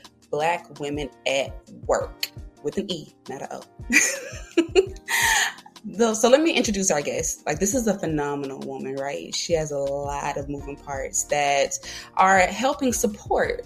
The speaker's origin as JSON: {"language": "English", "town": "Monroeville", "region": "Alabama", "country": "United States", "said": "I am from a small town called Monroeville, Alabama"}